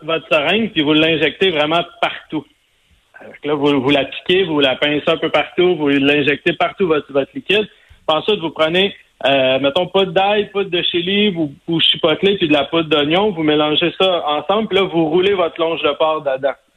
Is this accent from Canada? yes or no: yes; Sainte-Madeleine, Quebec, Canada; moi, je viens de Sainte-Madeleine, de la rive sud de Montréal